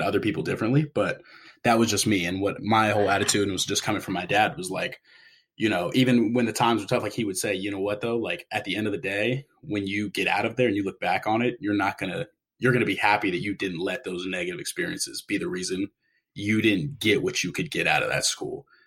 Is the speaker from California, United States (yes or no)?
yes; San Diego, California, United States; moved away as an adult; also born or lived in New York City; I'm originally from San Diego